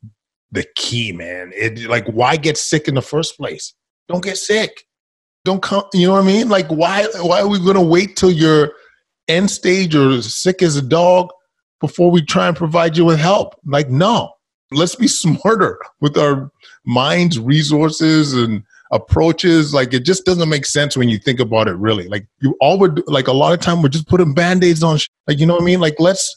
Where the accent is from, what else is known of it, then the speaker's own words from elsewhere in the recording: Edmonton, Alberta, Canada; I grew up in Edmonton, Alberta, Canada from immigrant parents from Ghana